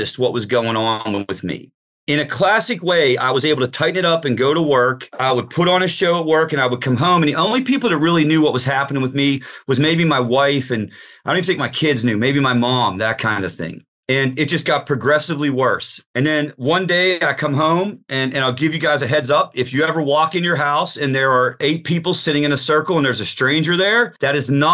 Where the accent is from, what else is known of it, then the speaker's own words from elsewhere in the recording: Pittsburgh, Pennsylvania, United States; I'm from Pittsburgh